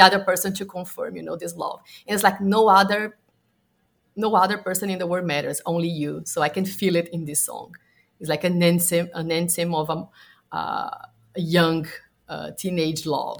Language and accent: English; Brazil; a kid in my hometown because I'm from Brazil